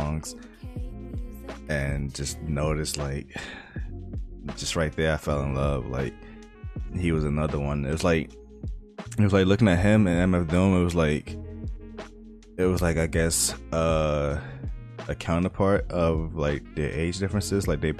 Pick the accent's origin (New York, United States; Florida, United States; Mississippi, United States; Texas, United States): New York, United States; New York City; I was born in Fort Greene, New York, Brooklyn